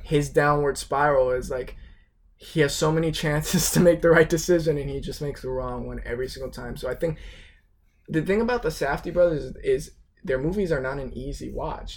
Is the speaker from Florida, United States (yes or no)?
yes; South Florida, United States; I'm from South Florida